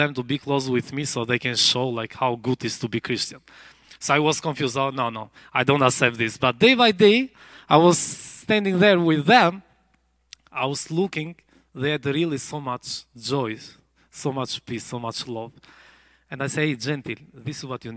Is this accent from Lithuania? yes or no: no; Albania; English is a second language